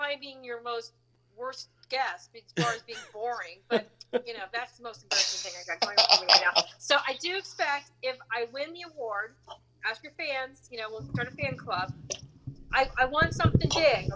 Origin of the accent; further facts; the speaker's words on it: Clearwater, Florida, United States; I am from Clearwater, Florida, and sunny Clearwater.